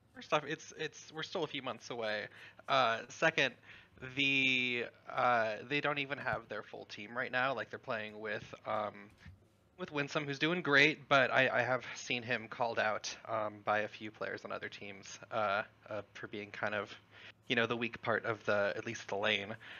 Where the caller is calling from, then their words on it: Southern Oregon, United States; Calling from Southern Oregon